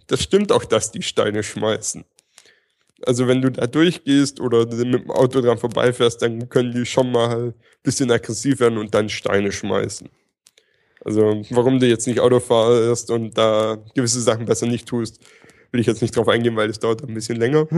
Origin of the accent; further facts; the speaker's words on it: near Stuttgart, Baden-Württemberg, Germany; ich komme aus der Nähe von Stuttgart